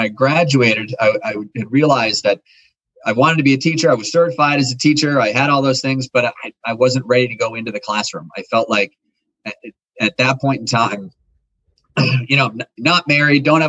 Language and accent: English; the Berkshires, Western Massachusetts, United States; I grew up in the Berkshires in Western Massachusetts at the base of Mount Greylock